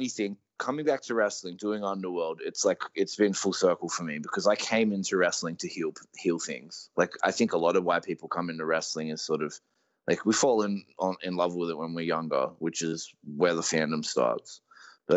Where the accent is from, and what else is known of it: Australia